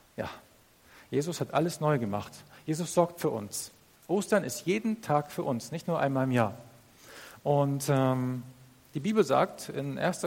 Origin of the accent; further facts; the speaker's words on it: Northern Germany, Germany; Ich komme aus Norddeutschland. Ich bin aufgewachsen als Bauerssohn.